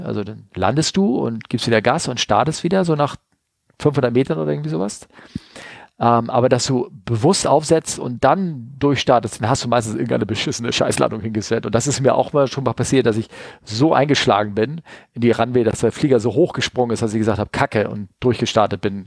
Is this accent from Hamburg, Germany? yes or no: yes; Hamburg, Germany; als Hamburger gehst du nicht zum Hamburger Fischmarkt